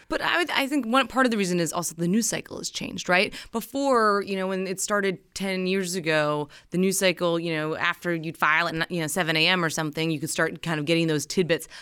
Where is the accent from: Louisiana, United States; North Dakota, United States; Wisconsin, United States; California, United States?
North Dakota, United States; moved away as an adult; now in Washington, D.C., United States; I'm originally from North Dakota